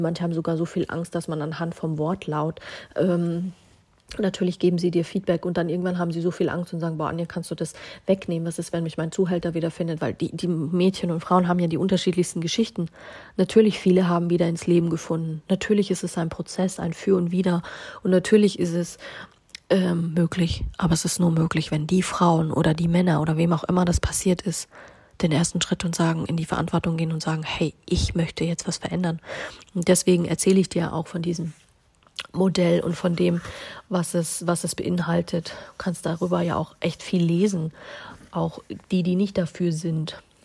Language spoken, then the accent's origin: German; Bavaria, Germany; Wir haben in Bayern das Sprichwort